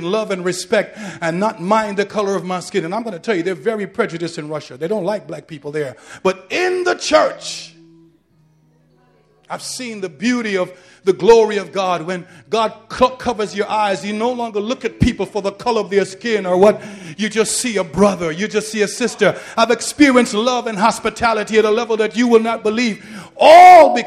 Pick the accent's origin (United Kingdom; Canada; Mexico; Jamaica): Jamaica; now in New York, United States; I'm a Jamaican man. My father is from Cuba